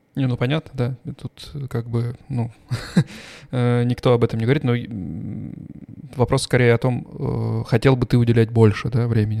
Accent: Voronezh, Voronezh Oblast, Russia; moved away as an adult; now in Stuttgart, Germany; мы оба с тобой из Воронежа

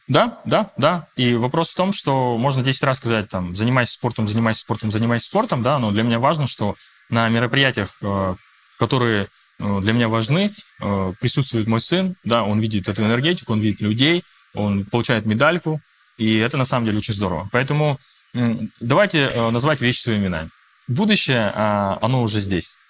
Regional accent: Russia; first language Russian; я считаю себя русским, да, то есть я россиянин, я родился уже в России

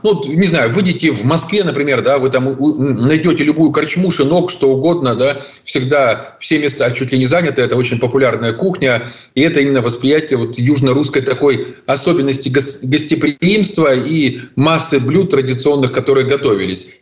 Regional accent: Zaporizhzhia, Zaporizhzhia Oblast, Ukraine; в моем родном городе Запорожье, откуда я родом

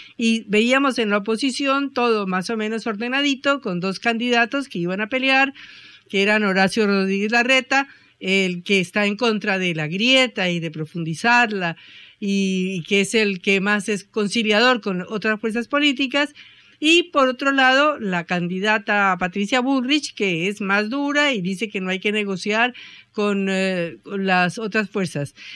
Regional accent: Colombia; now in Argentina; una colombiana acostumbrada a la pobreza

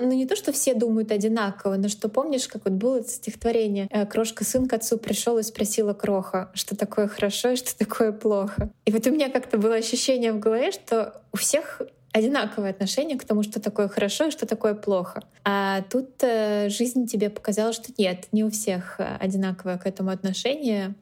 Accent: Moscow, Russia; moved away as an adult; also born or lived in San Francisco, United States; now in New York, United States; Москву я люблю бесконечно, это мой родной город и самый любимый город на всей земле

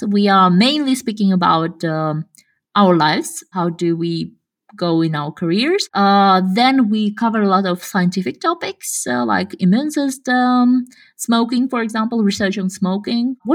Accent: Kazakhstan; English is a second language; English accent is quite like you cannot tell that I'm from Kazakhstan.

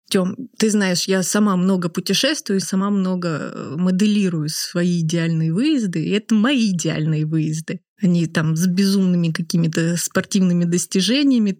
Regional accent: Moscow, Russia; мы, москвичи

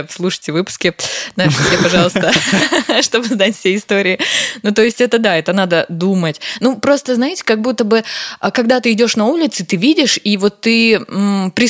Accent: Karaganda, Karaganda Region, Kazakhstan; я вечером поздно шла в своем родном городе, я из Караганды, Караганда, привет.

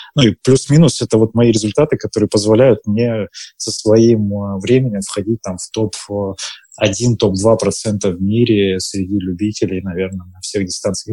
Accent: Barnaul, Altai Krai, Russia; now in Moscow, Russia; я сам из Барнаула

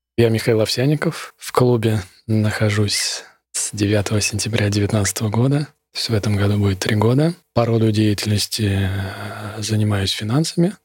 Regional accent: Moscow, Russia; Я из Москвы

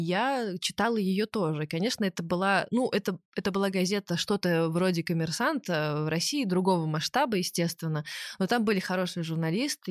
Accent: Minsk, Belarus; я росла в Минске

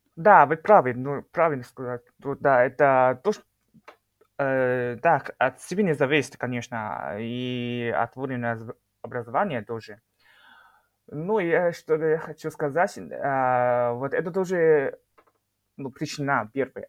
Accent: Shenyang, Liaoning, China; Russian is a second language; moved away as an adult; now in Moscow, Russia; я сам э, из города Шэньян. Э, самый крупный город

